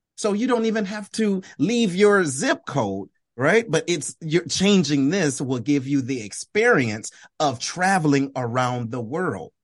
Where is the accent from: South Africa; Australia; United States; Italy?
United States; Detroit, Michigan; I'm originally from Detroit, Michigan